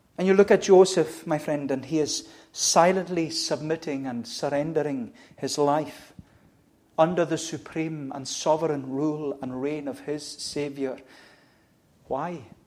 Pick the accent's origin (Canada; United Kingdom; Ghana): United Kingdom; as Brits or as British people